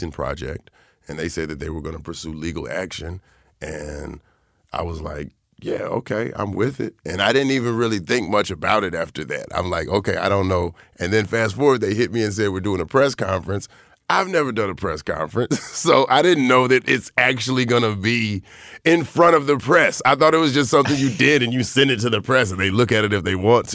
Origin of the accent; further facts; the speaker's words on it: the South, United States; growing up in the South